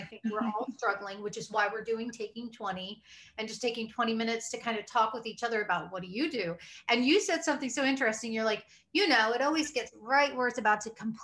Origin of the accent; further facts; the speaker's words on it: Iowa, United States; I'm from Iowa, so, you know, the Midwestern upbringing